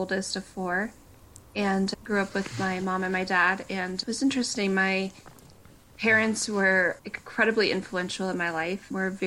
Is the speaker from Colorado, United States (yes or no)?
yes; Breen, Colorado, United States; also born or lived in Durango, Colorado; now in Broomfield, United States; I was born in Durango, Colorado, which is a kind of a smaller town in Colorado in the south